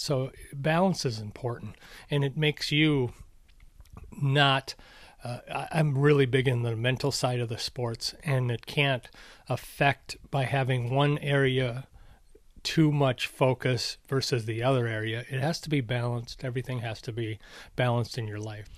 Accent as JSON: {"language": "English", "region": "Minnesota", "country": "United States", "tie": "born or raised there", "also_born_or_lived": "Arizona", "moved": "yes", "said": "when I grew up in Minnesota"}